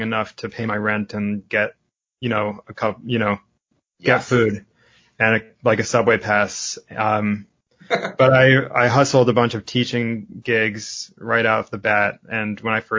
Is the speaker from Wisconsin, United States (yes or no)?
no; Lexington, Massachusetts, United States; now in New York City, United States; When I grew up in Lexington, Massachusetts, and when I was living there